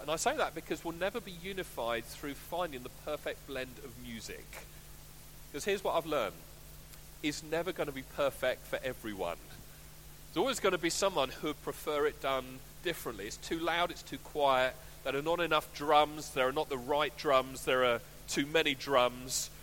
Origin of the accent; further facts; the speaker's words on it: United Kingdom; I'm white British